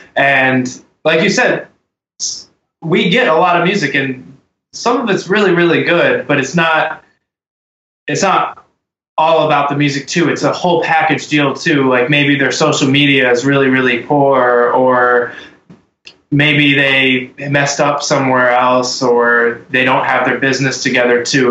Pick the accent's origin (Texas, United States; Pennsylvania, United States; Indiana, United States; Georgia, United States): Texas, United States; now in Ohio, United States; I was born in Texas.